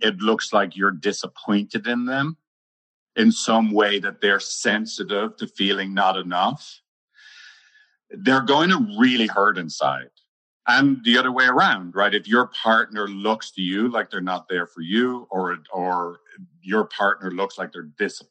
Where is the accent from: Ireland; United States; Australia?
Ireland; I'm Irish